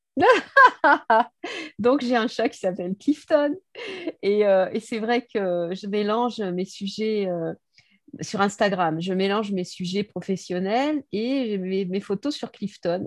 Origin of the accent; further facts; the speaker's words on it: Bordeaux, Nouvelle-Aquitaine, France; Je suis née à Bordeaux et j'ai jamais décollé de Bordeaux. Donc ça fait 60 ans que je vis à Bordeaux.